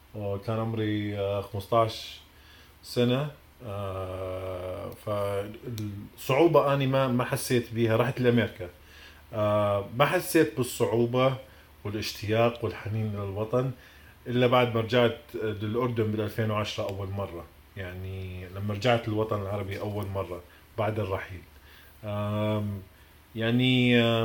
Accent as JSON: {"language": "Arabic", "country": "Iraq", "also_born_or_lived": "United States", "moved": "yes", "lives_now": "Jordan", "said": "بلدي العراق"}